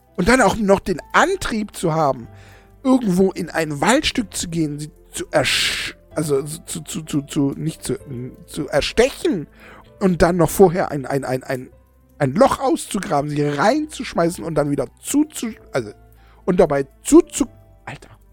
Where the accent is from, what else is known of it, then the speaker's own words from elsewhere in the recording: Germany; bei uns in Deutschland